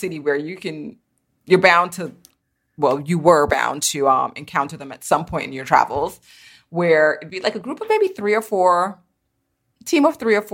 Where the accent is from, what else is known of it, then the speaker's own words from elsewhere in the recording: New York City, New York, United States; I am located here in lovely Brooklyn, New York, where I was born and raised